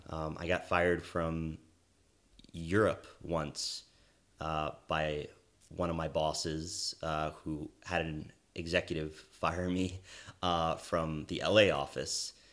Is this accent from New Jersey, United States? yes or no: yes; East Brunswick, New Jersey, United States; moved away as an adult; also born or lived in Washington, D.C.; now in Los Angeles, United States; originally from New Jersey, uh, where I grew up in East Brunswick.